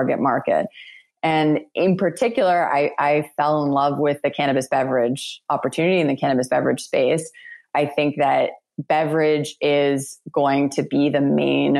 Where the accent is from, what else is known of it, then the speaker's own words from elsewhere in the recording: Toronto, Ontario, Canada; moved away as an adult; I had just come back to my hometown. I had just graduated from business school, and I moved back to Toronto